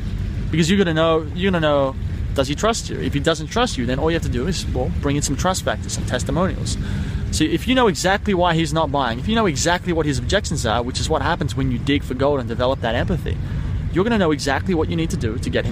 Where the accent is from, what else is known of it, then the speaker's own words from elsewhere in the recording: Sydney, New South Wales, Australia; I'm from Sydney, Australia